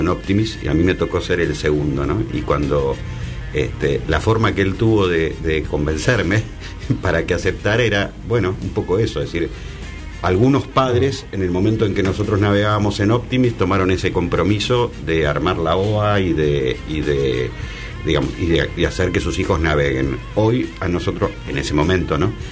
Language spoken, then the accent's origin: Spanish; Buenos Aires, Argentina; a mí como porteño